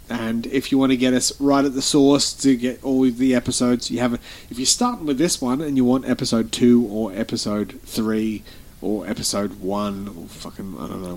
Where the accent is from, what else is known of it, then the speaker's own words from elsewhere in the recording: Australia; we're Australian.